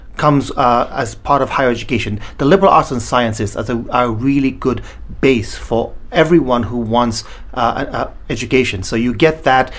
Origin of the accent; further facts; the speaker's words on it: Gambia; also born or lived in Sierra Leone / England; now in United States; I was actually born in a small country called Sierra Leone in West Africa. I grew up in a small country called the Gambia